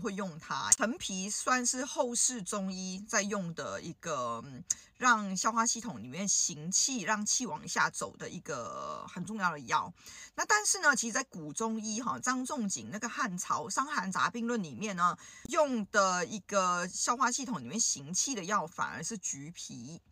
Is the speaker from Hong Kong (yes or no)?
yes; Hong Kong; 我们香港人